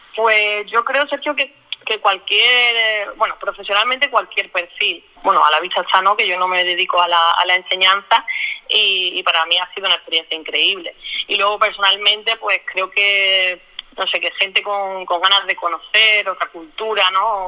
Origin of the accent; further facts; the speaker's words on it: Málaga, Andalusia, Spain; soy de Málaga